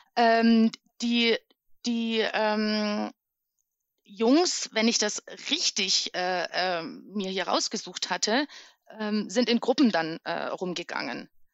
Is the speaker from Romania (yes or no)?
yes; Criț, Transylvania, Romania; accent: Transylvanian Saxon (Deutschkreuz dialect); now in Germany; Auf Siebenbürger Sächsisch im Deutschkreuzer Dialekt